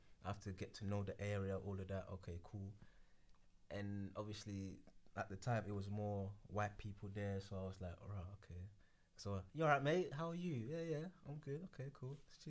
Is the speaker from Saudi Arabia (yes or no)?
no; Ghana; Mm-hmm. I speak Ewe, thank you. So Ghana. Yeah, so I'm from Ghana.